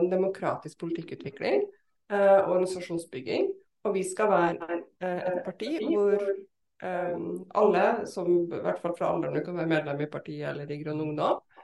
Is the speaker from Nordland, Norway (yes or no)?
yes; Bodø, Nordland, Norway; also born or lived in Trondheim; født i Trondheim, ja, men uh, vokste opp også i Bodø. Ja. Nå har jeg to dialekter.